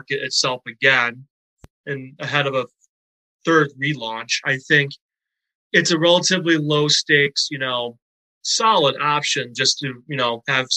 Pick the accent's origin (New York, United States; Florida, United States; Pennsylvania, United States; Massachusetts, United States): New York, United States; Syracuse; moved away as an adult; also born or lived in St. Bonaventure, New York; now in Vermont, United States; I'm originally from Syracuse myself